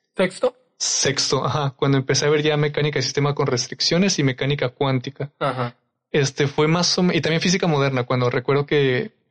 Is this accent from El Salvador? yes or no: no; Durango, Mexico; moved away; yo que soy de Durango